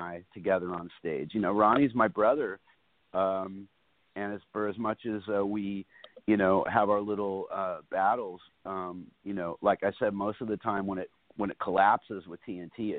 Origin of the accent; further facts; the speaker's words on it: New York City, New York, United States; back up there in my hometown